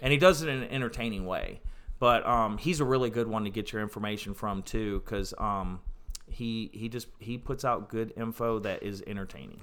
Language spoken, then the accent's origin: English; Ohio, United States; now in North Carolina, United States; I grew up in Ohio